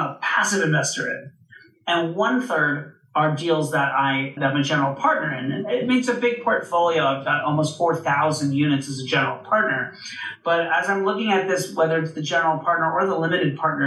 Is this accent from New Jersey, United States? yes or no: no; Orlando, Florida, United States; born or raised there; moved away as an adult; also born or lived in New York City